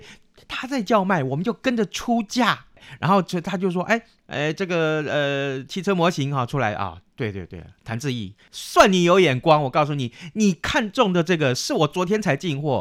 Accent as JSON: {"language": "Chinese", "country": "Taiwan", "said": "我们台湾人不讲四"}